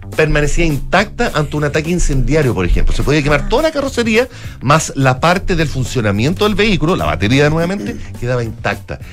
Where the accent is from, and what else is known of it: Chile